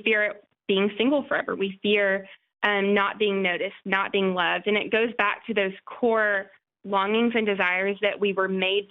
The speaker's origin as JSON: {"language": "English", "town": "El Paso", "region": "Texas", "country": "United States", "also_born_or_lived": "Nashville, Tennessee / Knoxville, Tennessee", "moved": "yes", "said": "I'm from El Paso, Texas, originally."}